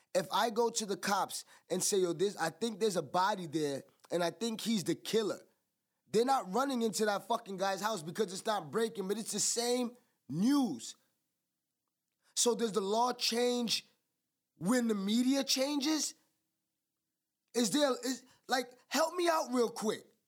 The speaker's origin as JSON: {"language": "English", "country": "United States", "said": "I'm American"}